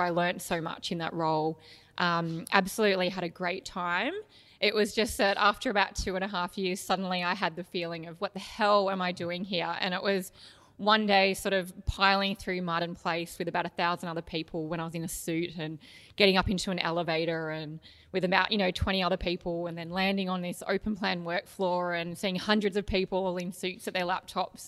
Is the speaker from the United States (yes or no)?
no; Canberra, Australian Capital Territory, Australia; So, I grew up in Canberra, which was a beautiful place to grow up